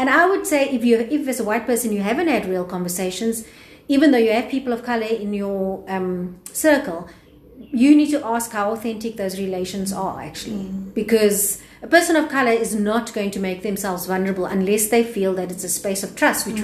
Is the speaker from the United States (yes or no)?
no; South Africa; We as South African citizens